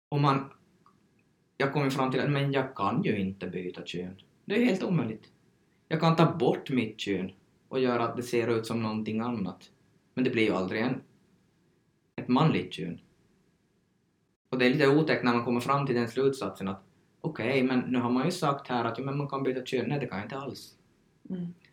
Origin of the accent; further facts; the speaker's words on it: Sweden; Så jag har tagit som svensk information, men då går det ju inte helt att applicera här heller på, på oss från Sverige.